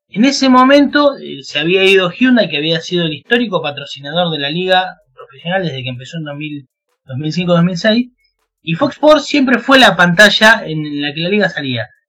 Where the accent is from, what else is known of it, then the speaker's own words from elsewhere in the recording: Chivilcoy, Buenos Aires Province, Argentina; yo soy de Argentina, se habrán dado cuenta por el acento.